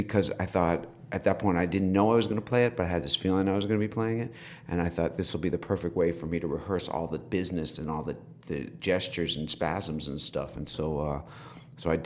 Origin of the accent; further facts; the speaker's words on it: White Plains, New York, United States; also born or lived in New Rochelle, New York; I was raised in White Plains in Scarsdale.